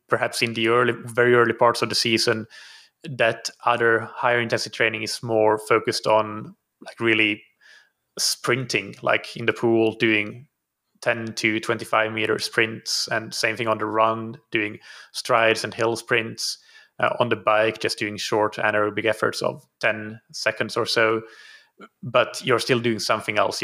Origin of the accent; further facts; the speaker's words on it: Finland; moved away as an adult; also born or lived in Helsinki, Finland; now in Portugal; So I'm from Finland originally. I live in Portugal now, though, have been uh, living here for two and a half years